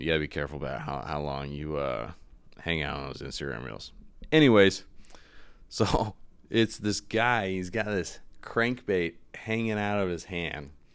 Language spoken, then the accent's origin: English; East Coast, United States; I'm from the East Coast